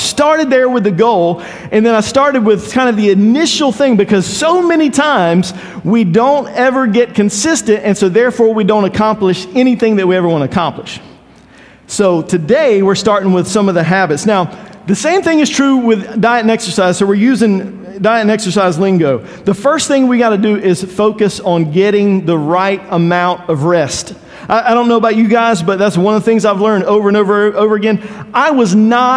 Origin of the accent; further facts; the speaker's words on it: Eastern North Carolina, United States; When I grew up in Eastern North Carolina